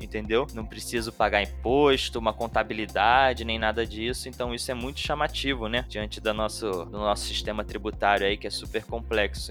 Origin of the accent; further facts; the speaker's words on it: Rio de Janeiro, Brazil; como eu sou do Rio, eu falo M